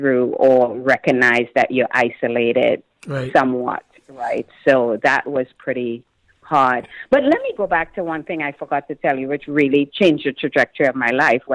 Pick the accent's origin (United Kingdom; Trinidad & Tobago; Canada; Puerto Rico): Trinidad & Tobago; moved away as an adult; now in United States; I had my roommates who were all people I grew up with in Trinidad and went to school